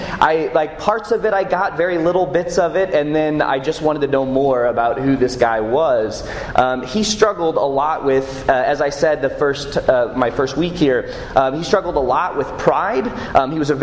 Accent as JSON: {"language": "English", "town": "St. Louis", "region": "Missouri", "country": "United States", "tie": "born or raised there", "said": "I grew up here in St. Louis"}